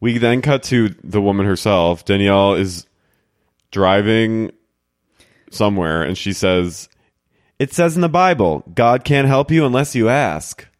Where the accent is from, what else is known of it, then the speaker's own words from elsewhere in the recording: New Jersey, United States; moved away; I'm from New Jersey